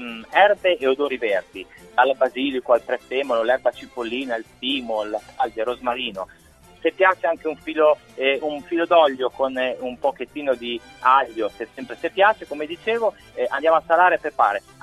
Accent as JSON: {"language": "Italian", "region": "Emilia-Romagna", "country": "Italy", "said": "da buon emiliano"}